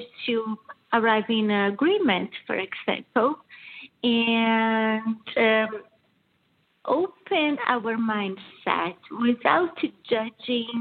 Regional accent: southern Brazil, Brazil; first language Portuguese; English is a second language; moved away as an adult; also born or lived in Milan, Italy; now in Michigan, United States; as you can see from my accent, I'm originally from Brazil. So my family is from Brazil, south of Brazil.

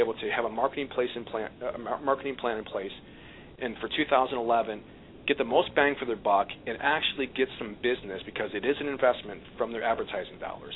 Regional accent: Watertown, New York, United States; I was actually born and raised in Watertown, New York, up north a little bit

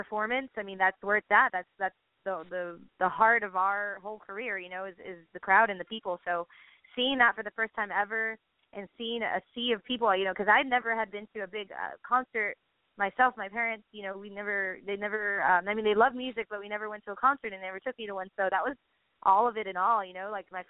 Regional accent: San Benito, Texas, United States; my hometown, San Benito, where I was, you know, originally born and raised

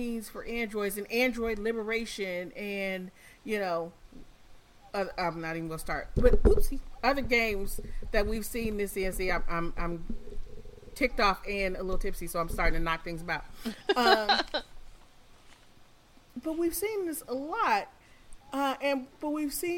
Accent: Detroit, Michigan, United States; I'm from Detroit

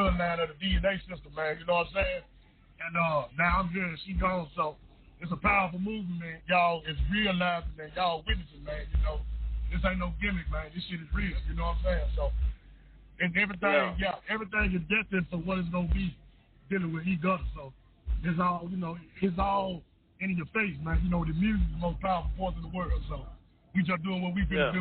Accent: Memphis, Tennessee, United States; growing up in Memphis. It was rough, man

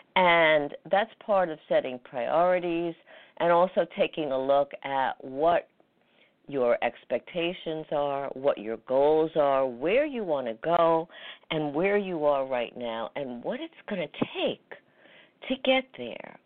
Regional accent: New York, United States; New York, my hometown

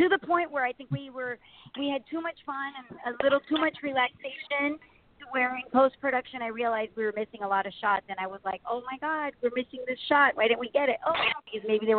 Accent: Miami, Florida, United States; I grew up born and raised in Miami

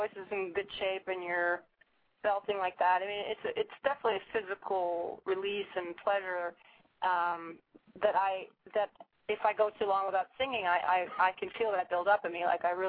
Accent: Minnesota, United States; also born or lived in Tucson, Arizona; I was born in Tucson, Arizona, but I was raised my whole life, really, in Minnesota.

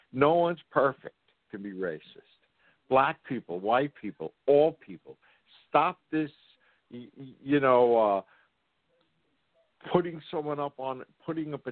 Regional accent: New York City, New York, United States; I'm from New York City

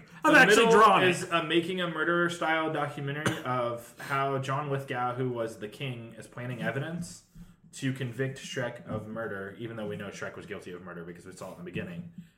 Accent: Springfield, Missouri, United States; we grew up in Springfield, Missouri.

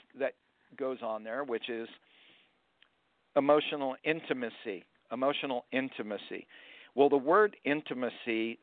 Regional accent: Florida, United States; I'm from Florida.

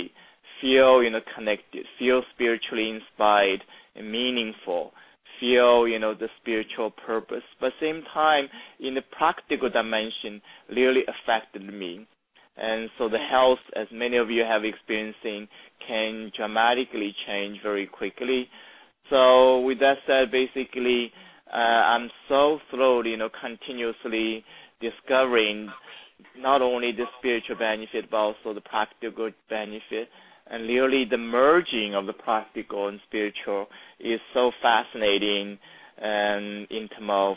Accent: China; moved away as an adult; now in United States; I was raised in China in a small village

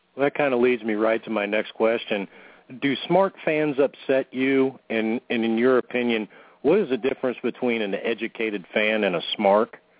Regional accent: Michigan, United States; now in Northeast Louisiana, United States; I was originally born in Michigan.

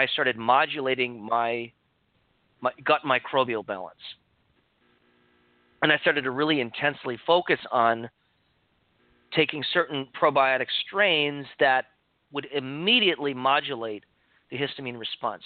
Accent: Chicago, Illinois, United States; now in Santa Cruz, United States; when I moved to California from Chicago, where I grew up

